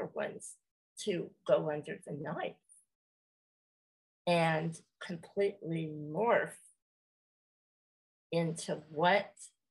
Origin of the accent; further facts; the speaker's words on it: California, United States; I am from California, and I have lived here the majority of my life